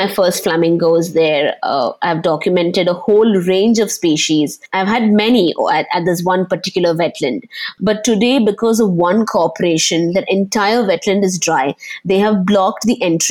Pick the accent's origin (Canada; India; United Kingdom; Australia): India; Panvel, Maharashtra; Growing up in Panvel, most of my childhood